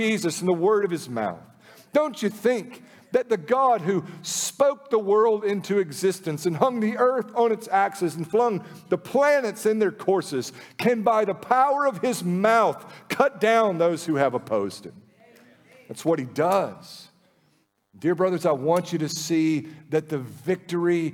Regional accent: United States; We live in the lap of luxury as American Christians

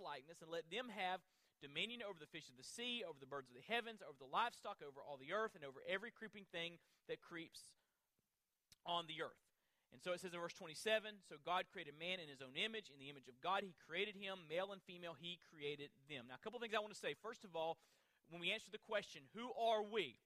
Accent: Florida, United States; I'm from Florida

